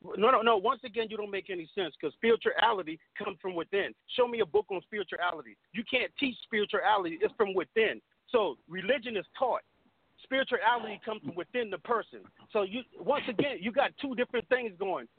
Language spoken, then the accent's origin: English; Beaufort, South Carolina, United States; I grew up in Beaufort, South Carolina